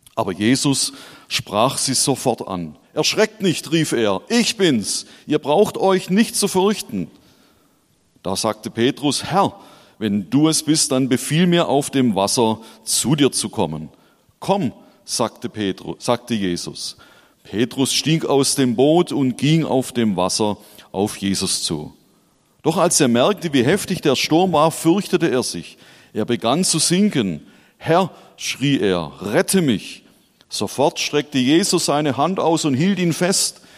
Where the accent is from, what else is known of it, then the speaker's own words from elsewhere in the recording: Schorndorf, Baden-Württemberg, Germany; now in Hesse, Germany; ich bin tatsächlich in Schorndorf geboren und aufgewachsen